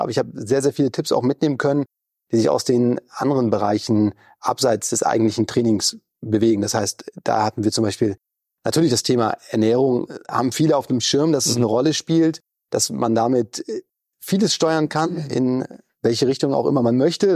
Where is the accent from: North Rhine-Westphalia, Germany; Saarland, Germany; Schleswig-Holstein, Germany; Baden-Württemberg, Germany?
Schleswig-Holstein, Germany; Lübeck; now in Hamburg, Germany; ich komme ursprünglich aus Lübeck, also mehr oder weniger direkt von der Ostseeküste